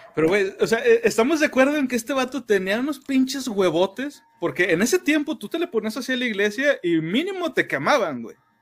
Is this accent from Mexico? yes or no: yes; Mexico; somos mexicanos